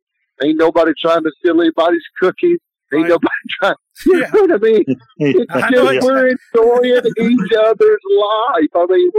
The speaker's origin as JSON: {"language": "English", "town": "Beaver Dam", "region": "Kentucky", "country": "United States", "moved": "yes", "said": "I'm from Beaverdam, Kentucky."}